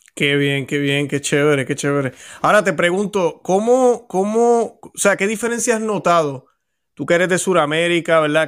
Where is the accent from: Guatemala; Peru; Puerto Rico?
Puerto Rico; los que hemos nacido en países católicos, yo que soy de Puerto Rico